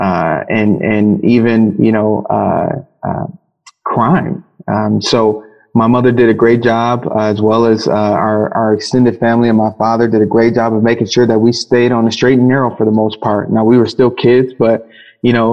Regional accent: Detroit, Michigan, United States; moved away as an adult; now in Stevens Point, United States; Growing up in Detroit, Michigan, born and raised through and through

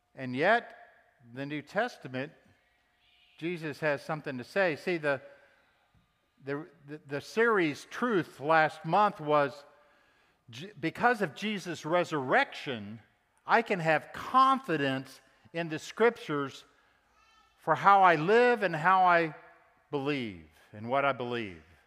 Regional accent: Texas, United States; Of course, I was raised in Texas, and I'm proud to be a Texan too

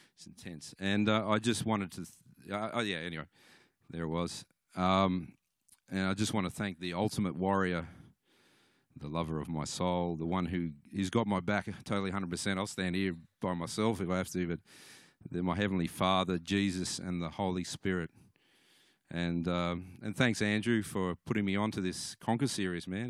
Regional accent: Cooma, New South Wales, Australia; I come from Cooma

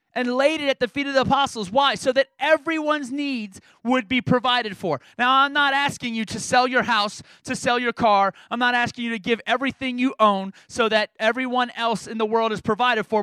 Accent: New York, United States; I grew, I grew up in New York as my high school growing up

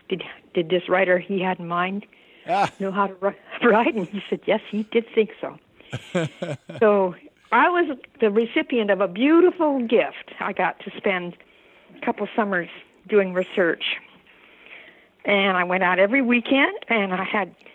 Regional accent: Seattle, Washington, United States; I was born in Seattle, and I've lived here all my life.

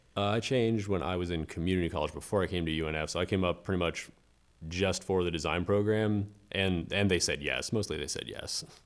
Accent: Melbourne Beach, Florida, United States; moved away as an adult; now in Jacksonville, United States; I'm originally from West Palm Beach in South Florida and spent most of my life in Melbourne Beach and came up here for school.

